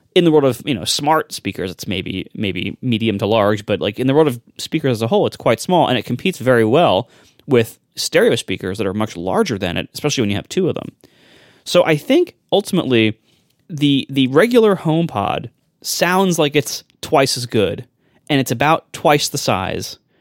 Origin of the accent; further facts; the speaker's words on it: Ohio, United States; I'm from Ohio, too. I get it. Just not that part of Ohio